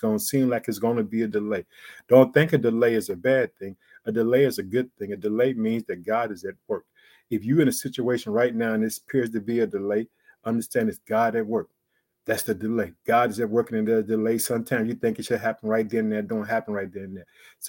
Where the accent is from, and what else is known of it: Illinois, United States; born or raised there